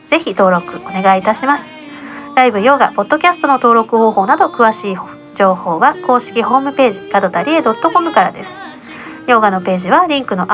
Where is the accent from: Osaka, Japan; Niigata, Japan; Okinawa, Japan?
Okinawa, Japan; 私がねあの沖縄民を出身なんで独特の拳があるんですけどね